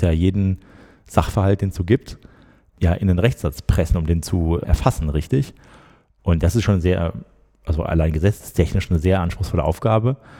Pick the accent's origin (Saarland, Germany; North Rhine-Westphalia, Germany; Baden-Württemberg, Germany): North Rhine-Westphalia, Germany; Schwerte; moved away as an adult; also born or lived in Bonn; ich komme aus der Nähe von Dortmund, aus Schwerte.